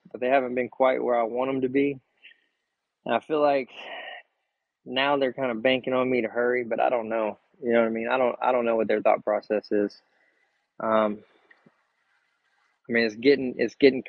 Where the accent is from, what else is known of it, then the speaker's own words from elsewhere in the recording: Texas, United States; we're from Texas